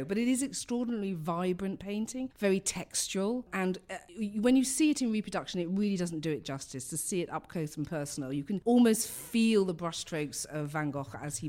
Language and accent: English; London, United Kingdom; I come from London, as you can tell by my accent.